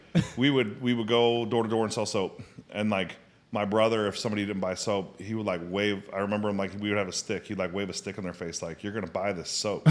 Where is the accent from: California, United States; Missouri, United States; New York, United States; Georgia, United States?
Missouri, United States; St. Louis; also born or lived in England / Arizona / China; My dad was in the military. I was born in England. And I, um, moved in, I was in England. We moved to Arizona. And then, uh, moved to Saint Louis